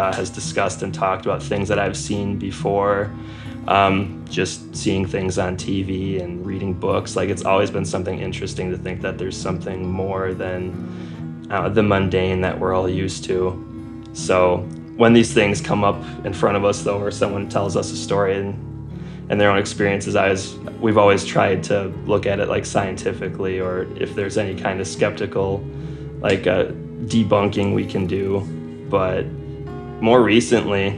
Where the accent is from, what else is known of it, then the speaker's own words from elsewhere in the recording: Wisconsin, United States; I was born and raised in Wisconsin.